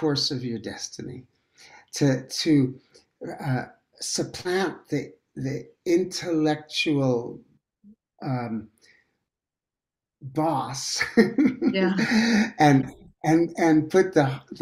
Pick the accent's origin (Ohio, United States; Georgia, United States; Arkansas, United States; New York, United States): New York, United States; New York City; I grew up in Manhattan and in New York